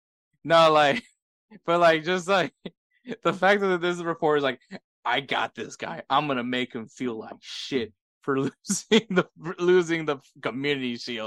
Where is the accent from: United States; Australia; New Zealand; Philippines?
United States; Houston, Texas; I'm from Houston